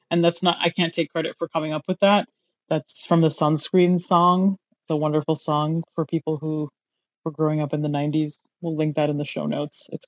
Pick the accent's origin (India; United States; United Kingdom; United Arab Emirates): United Arab Emirates; Dubai; I, I am an American, but I grew up in Dubai.